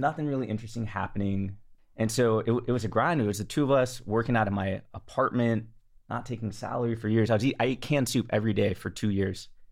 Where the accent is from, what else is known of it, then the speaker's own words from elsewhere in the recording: the Bay Area, California, United States; also born or lived in Los Angeles, United States; I grew up in the Bay